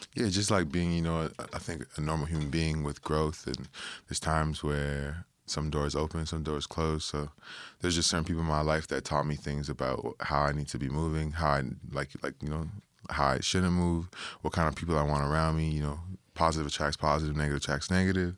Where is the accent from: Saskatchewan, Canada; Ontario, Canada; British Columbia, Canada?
Ontario, Canada; Toronto; a Toronto, you know, kid that was born and raised in Toronto